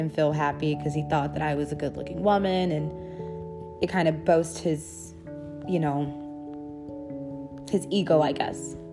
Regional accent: Dallas, Texas, United States; I came from Dallas and I was out here and why I came out here

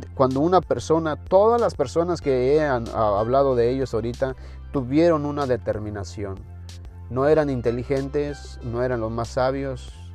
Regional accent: Mexico; en mi país, en México

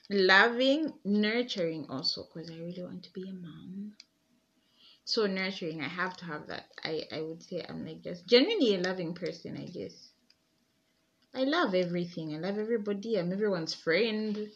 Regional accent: Chalala, Zambia; And I'm from Lusa uh, I'm from Chalala initially.

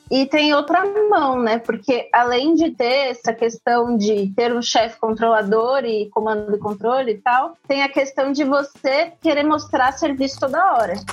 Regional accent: São Paulo, Brazil; eu sou de São Paulo

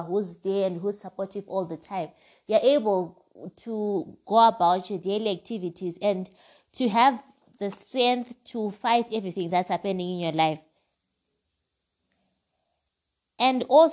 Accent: Zimbabwe; my home country, which is Zimbabwe

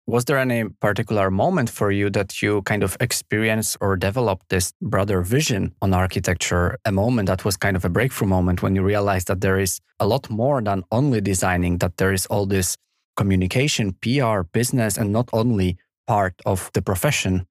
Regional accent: Poland; moved away; I am extremely proud of my home country

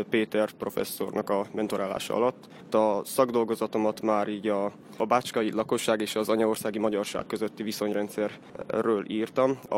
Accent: Mali Iđoš, Vojvodina, Serbia; Például hegyesen újságot szerkeztek a szóbeszédet, ami az egyetlen már 20 valahány éve megjelenő helyi lap. Emellett történelmi előadásaim is voltak kishegyesen

